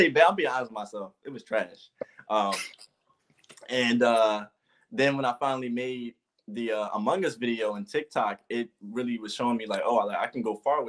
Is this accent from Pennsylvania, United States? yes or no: yes; Philadelphia, Pennsylvania, United States; I am from Philadelphia